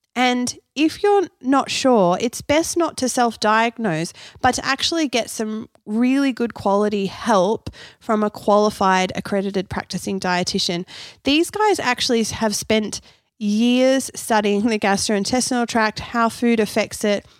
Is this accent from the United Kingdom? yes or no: no; Canberra, Australian Capital Territory, Australia; also born or lived in Perth, Western Australia; I was born in Perth, i, over in Western Australia. I moved to Canberra when I was six years old.